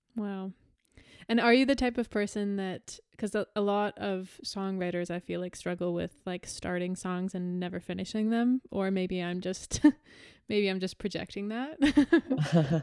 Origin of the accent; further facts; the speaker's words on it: Canada; I'm Canadian